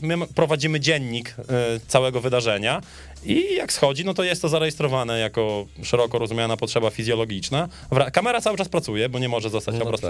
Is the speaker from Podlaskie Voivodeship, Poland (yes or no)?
yes; Podlaskie Voivodeship, Poland; u nas na Podlasiu